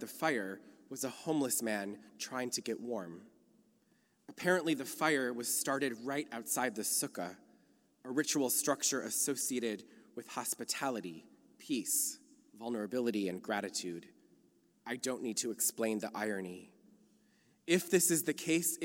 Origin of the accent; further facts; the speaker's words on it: Minnesota, United States; now in California, United States; I come to you from Minnesota, a place the local Jews call the land of the frozen chosen